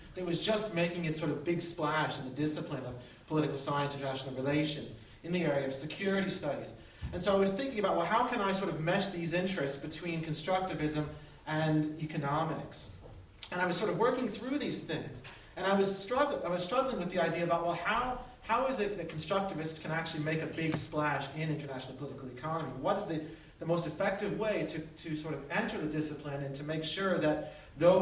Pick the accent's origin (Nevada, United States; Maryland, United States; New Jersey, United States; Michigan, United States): Maryland, United States; outside of Baltimore; moved away as an adult; I grew up outside of Baltimore for 18 years of my life